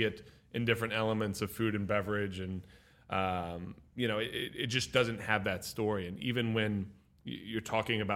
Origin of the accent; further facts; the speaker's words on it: Nashville, Tennessee, United States; now in Miami, United States; I grew up in Nashville